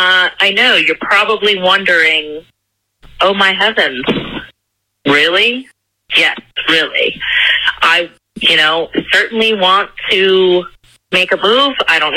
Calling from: Myrtle Beach, South Carolina, United States; I'm calling in from Myrtle Beach, South Carolina.

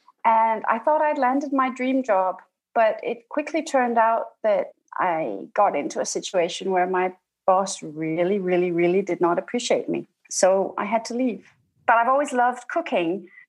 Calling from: Denmark; I'm calling from Denmark.

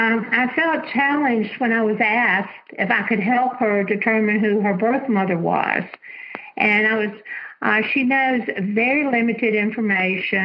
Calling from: Alabama, United States; I'm calling from Alabama

